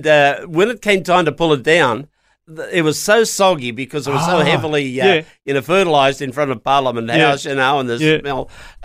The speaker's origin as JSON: {"language": "English", "town": "Lithgow", "region": "New South Wales", "country": "Australia", "said": "Actually, I came from the Blue Mountains years ago."}